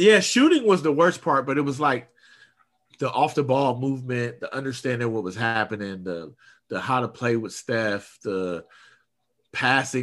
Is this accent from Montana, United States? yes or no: no; Oakland, California, United States; I'm from East Oakland